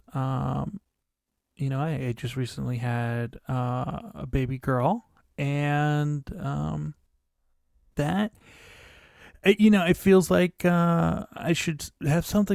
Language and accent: English; Pennsylvania, United States; I was a teenager growing up in Pennsylvania